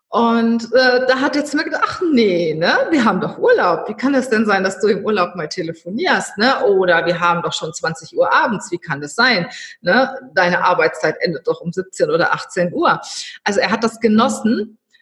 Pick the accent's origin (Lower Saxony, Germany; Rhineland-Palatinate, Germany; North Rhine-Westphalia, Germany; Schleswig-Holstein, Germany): North Rhine-Westphalia, Germany; now in Cologne, Germany; als Rheinländer ins Schwabenland zu gehen